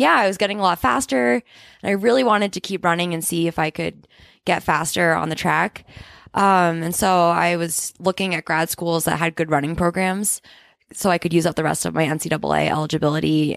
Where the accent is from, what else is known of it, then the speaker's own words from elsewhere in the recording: New Hampshire, United States; now in Boulder, United States; I'm from New Hampshire, and I very strongly identify with the East Coast